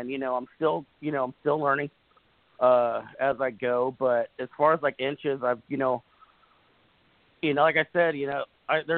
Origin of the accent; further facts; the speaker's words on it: Los Angeles, California, United States; now in Northern Kentucky, United States; I'm originally from Los Angeles, California, but I live in Northern Kentucky now